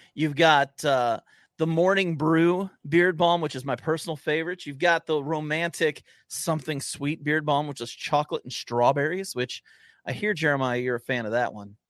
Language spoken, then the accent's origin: English; Cortland, New York, United States; I grew up in Cortland, New York, just south of Syracuse